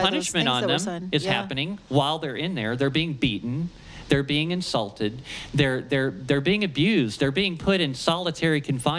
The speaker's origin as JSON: {"language": "English", "region": "Ohio", "country": "United States", "said": "I'm from Ohio, you know, I can't pronounce words like that."}